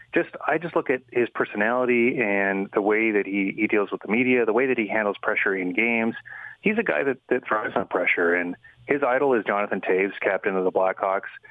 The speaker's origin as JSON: {"language": "English", "town": "Kamloops", "region": "British Columbia", "country": "Canada", "tie": "born or raised there", "said": "about a half hour from my hometown of Kamloops"}